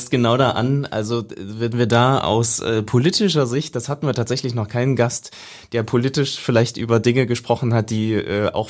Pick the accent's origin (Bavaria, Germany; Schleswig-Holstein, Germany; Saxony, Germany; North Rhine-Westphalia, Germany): Saxony, Germany; jetzt kommen wir aus Sachsen und äh, freuen uns über ganz äh, innovative Gedanken und Ideen, die hier entstehen.